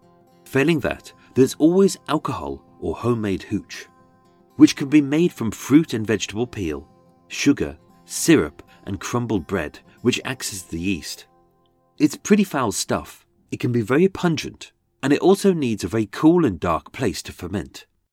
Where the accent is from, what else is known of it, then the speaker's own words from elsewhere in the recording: Birmingham, West Midlands, United Kingdom; accent: Brummie; I shall perform this in my birth accent. As being a Brummie, I used to sound like Benny from Crossroads.